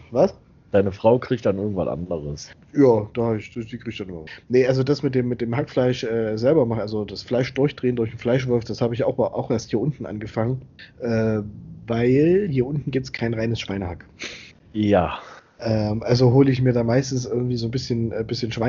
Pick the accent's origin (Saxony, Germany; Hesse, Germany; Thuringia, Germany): Thuringia, Germany; Da habe ich gesagt, sag, pass mal auf, sag, ich komme aus Thüringen.